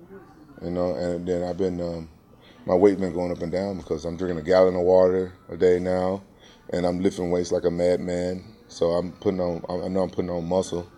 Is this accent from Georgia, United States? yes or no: no; Memphis, Tennessee, United States; now in Orange County, United States; Memphis, my hometown